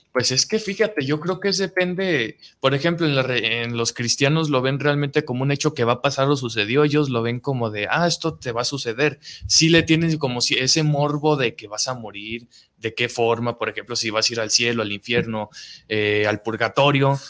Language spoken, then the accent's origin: Spanish; Mexico; nos representa a todos como mexicanos